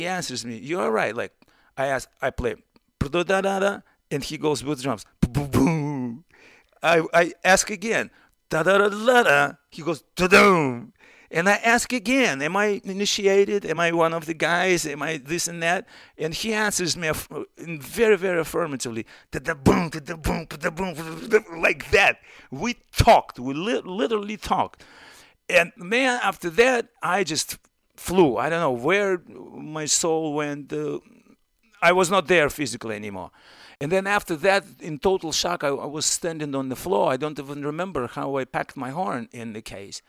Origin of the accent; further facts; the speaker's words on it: Moscow, Russia; English is a second language; moved away as an adult; now in United States; I'm a trumpet player from Moscow